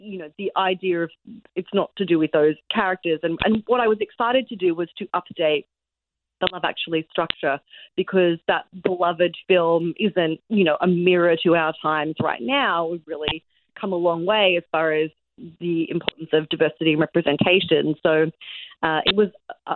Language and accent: English; Australia; moved away as an adult; also born or lived in Sydney, Australia; now in New York, United States; I'm Australian